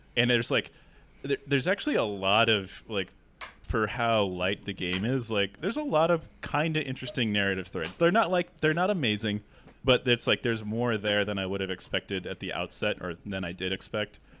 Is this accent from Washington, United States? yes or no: yes; Seattle, Washington, United States; I'm from Seattle. two oh six is the area code